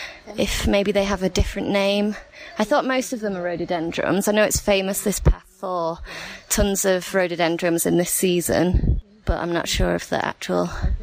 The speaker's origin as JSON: {"language": "English", "town": "Manchester", "region": "North West England", "country": "United Kingdom", "said": "I'm from Manchester in England"}